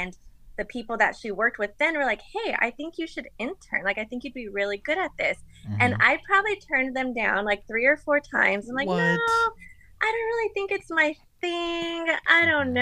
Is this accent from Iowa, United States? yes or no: no; Phoenix, Arizona, United States; growing up in Phoenix, I was a really big Diamondbacks fan